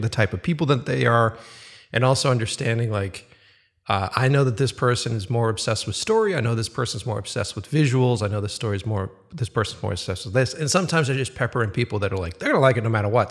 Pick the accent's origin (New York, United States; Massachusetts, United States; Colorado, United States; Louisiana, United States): Massachusetts, United States; Boston; moved away; back in Boston, my hometown